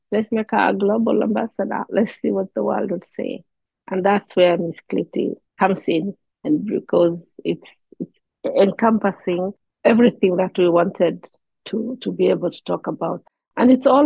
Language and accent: English; Somalia; English is a second language; you even go down to a community like I come from the Somali and we call it the kintir.